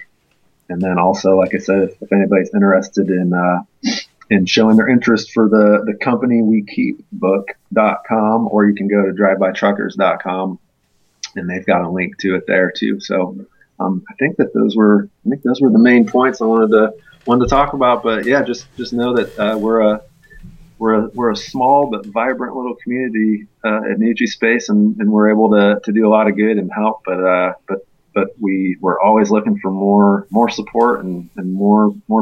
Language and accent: English; Indiana, United States; moved away as an adult; now in Athens, United States; I'm originally from Indiana